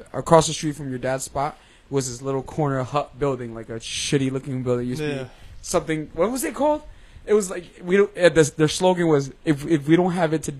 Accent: Danbury, Connecticut, United States; I grew up on Town Hill Avenue. They took down those fucking buildings that used to be there. We grew up there.

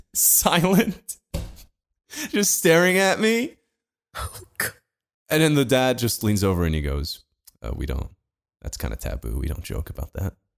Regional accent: Portugal; Portuguese like me

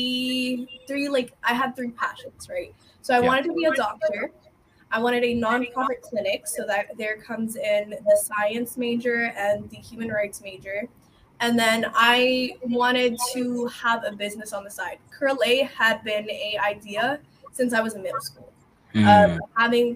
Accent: Alexandria, Alexandria Governorate, Egypt; now in Dallas, United States; my city is Dallas, Texas, but I'm originally from Egypt. Alexandria, Egypt.

